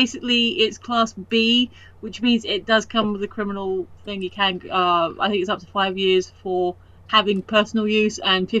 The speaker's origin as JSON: {"language": "English", "country": "United Kingdom", "said": "being a British person with a bit of Irish, my step-friend dad was Norwegian."}